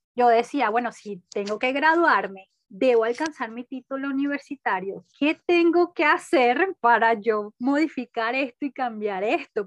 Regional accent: Caracas, Capital District, Venezuela; nací en Caracas, crecí y actualmente vivo aquí, Caracas, Venezuela

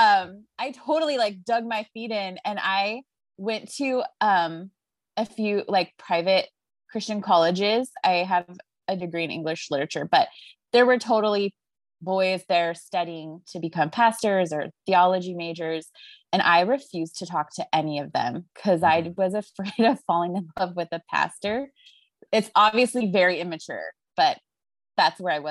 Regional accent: an island in the Pacific Northwest, Washington, United States; I grew up on an island in the Pacific Northwest

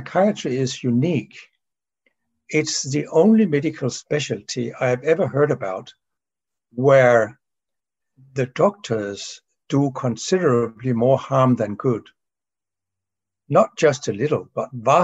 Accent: Denmark; from Denmark

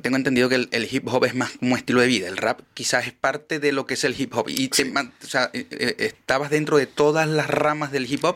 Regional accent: Maracaibo, Zulia, Venezuela; now in Chile

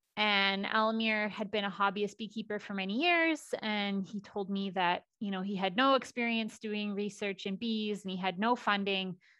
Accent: Saskatchewan, Canada; also born or lived in Alberta; I am born and raised in Saskatchewan.

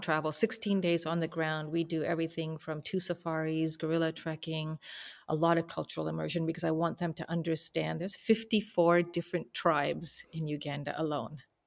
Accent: Canada; we grew up in Canada with all these opportunities

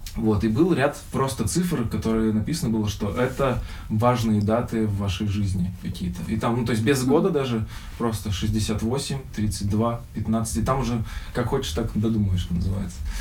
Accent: Birobidzhan, Jewish Autonomous Oblast, Russia; мы приехали из Сочи, вернулись к нам в Бербиджан

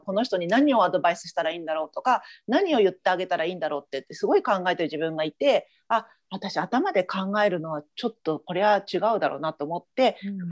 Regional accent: Japan; now in United States; 私たちは日本人で生まれてる

